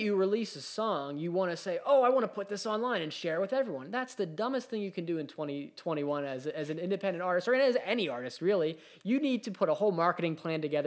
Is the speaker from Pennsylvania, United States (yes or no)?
yes; Pittsburgh, Pennsylvania, United States; growing up in Pittsburgh, there was a, a, you know, a group, we had a group of bands